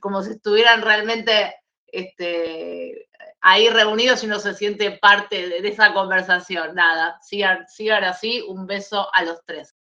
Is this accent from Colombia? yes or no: no; Argentina; yo soy argentina